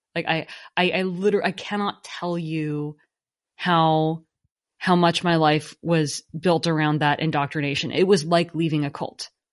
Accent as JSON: {"language": "English", "area": "Silicon Valley", "region": "California", "country": "United States", "tie": "born or raised there", "said": "where I grew up in Silicon Valley"}